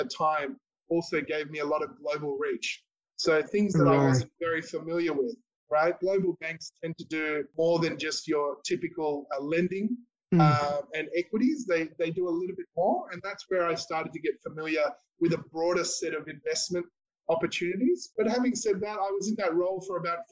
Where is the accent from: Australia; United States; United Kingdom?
Australia; I was born in Australia, but my parents are of Indian background